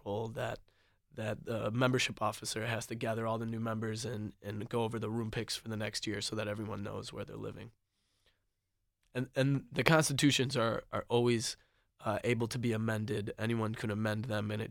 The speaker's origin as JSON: {"language": "English", "town": "Detroit", "region": "Michigan", "country": "United States", "moved": "yes", "said": "I come from the Metro Detroit area where I don't even know my neighbors very well"}